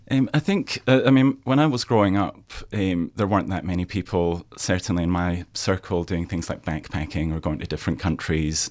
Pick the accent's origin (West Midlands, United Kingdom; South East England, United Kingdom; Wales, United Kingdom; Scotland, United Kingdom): Scotland, United Kingdom; moved away as an adult; now in Australia; I'm from Scotland